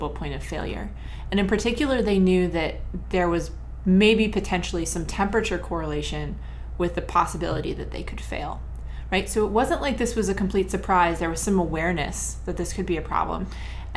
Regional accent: Ohio, United States; I grew up in Ohio.

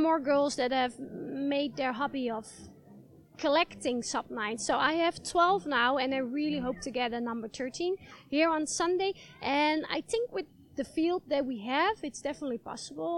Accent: Netherlands; in the Netherlands, in my home country.

